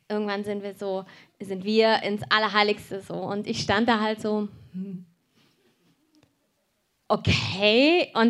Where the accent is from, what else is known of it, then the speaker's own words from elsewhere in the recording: Cologne, North Rhine-Westphalia, Germany; born there; Und dieser Ort ist genau eine Stunde weg von wo ich geboren bin in Köln.